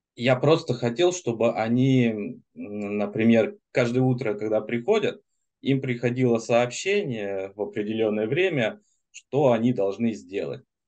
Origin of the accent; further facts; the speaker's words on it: Germany; now in Moscow, Russia; я, в принципе, из Германии был, сейчас в Москве